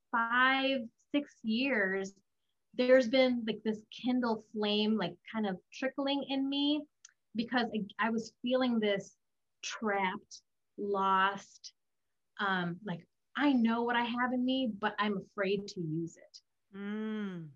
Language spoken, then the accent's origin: English; United States; I was the Asian girl growing up in America. I was the immigrant girl that came to America